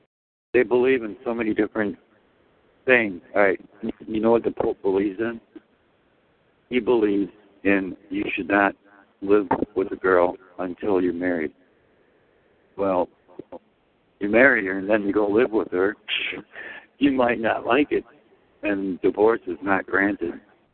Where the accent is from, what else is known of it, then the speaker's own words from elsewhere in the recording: Poland; I came from fucking Poland, dude. Poland.